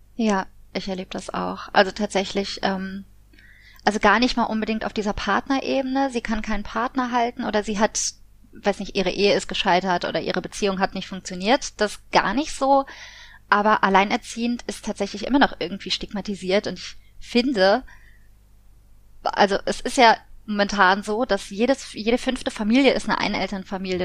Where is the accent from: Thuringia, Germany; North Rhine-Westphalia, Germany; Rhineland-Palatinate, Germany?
Rhineland-Palatinate, Germany; Koblenz; in Koblenz, also da wo ich herkomme, in der Heimatstadt